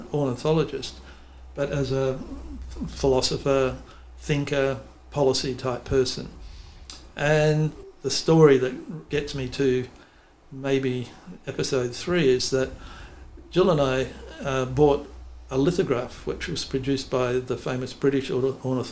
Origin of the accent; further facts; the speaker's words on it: Western Australia, Australia; moved away as an adult; now in Newcastle, Australia; we always had that sense of that was our home, that our sense of place was as Western Australians.